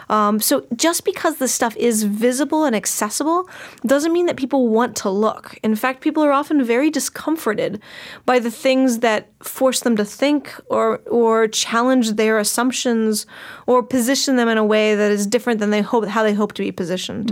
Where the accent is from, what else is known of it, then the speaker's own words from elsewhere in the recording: United States; as an American